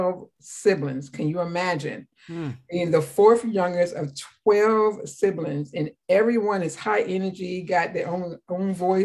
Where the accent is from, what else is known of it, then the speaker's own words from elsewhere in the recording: Calvert County, Maryland, United States; In my hometown of Calvert County, Maryland, for those who don't know, it's 45 minutes from Washington, D.C., a little dirt road that we grew up on.